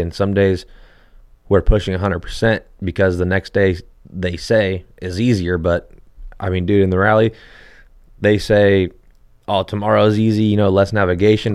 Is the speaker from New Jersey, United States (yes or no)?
no; Hesperia, California, United States; I grew up in Hesperia and there's like the, a small little area where you can ride